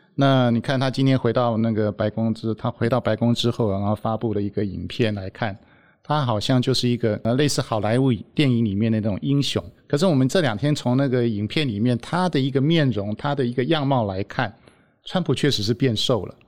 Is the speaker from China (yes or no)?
no; Taiwan; 我们台湾人的看法